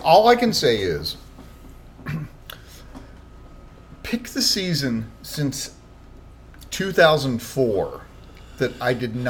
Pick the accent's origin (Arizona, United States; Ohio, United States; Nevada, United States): Ohio, United States; Columbus; born or raised there